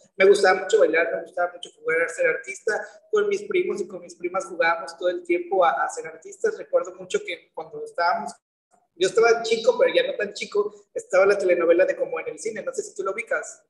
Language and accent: Spanish; Veracruz, Mexico; Soy de aquí, del puerto de Veracruz, nacido aquí radicado, radicando aquí